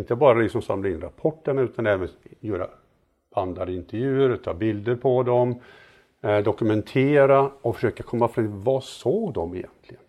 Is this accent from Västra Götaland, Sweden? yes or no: yes; Mariestad, Västra Götaland, Sweden; moved away; jag var med och byggde ett eh, amatörobservatorium i Mariestad där jag är född